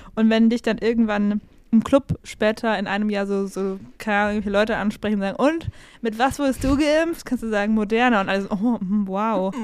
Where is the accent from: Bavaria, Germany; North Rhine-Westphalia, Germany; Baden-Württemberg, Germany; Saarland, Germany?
Bavaria, Germany; Regensburg; ich bin ja born and raised in Regensburg